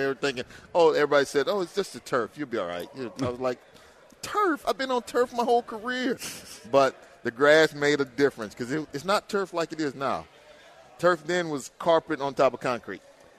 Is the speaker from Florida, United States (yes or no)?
no; Houston, Texas, United States; also born or lived in Baton Rouge, Louisiana / Minnesota; born and raised in Houston.